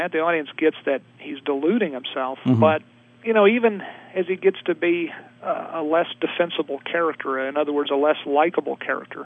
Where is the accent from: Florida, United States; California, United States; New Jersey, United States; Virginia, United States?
Virginia, United States; I'm from Virginia